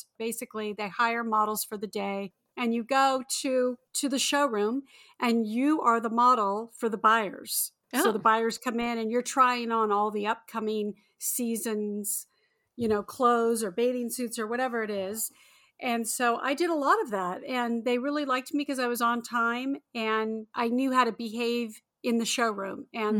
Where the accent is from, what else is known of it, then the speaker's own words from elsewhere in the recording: Torrance, California, United States; also born or lived in Redondo Beach; I'm a Southern California girl. I'm born and raised. I grew up in the South Bay area in Torrance, Redondo Beach, that whole area. And so I was right down the road from Hollywood.